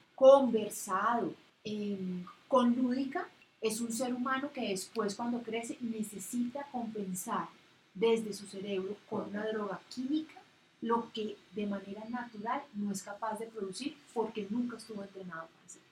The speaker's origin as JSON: {"language": "Spanish", "region": "Bogotá", "country": "Colombia", "said": "yo soy una bogotana de 43 años"}